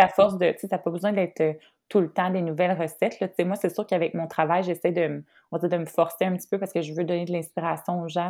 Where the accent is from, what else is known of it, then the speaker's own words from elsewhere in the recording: Trois-Rivières, Quebec, Canada; je suis de Trois-Rivières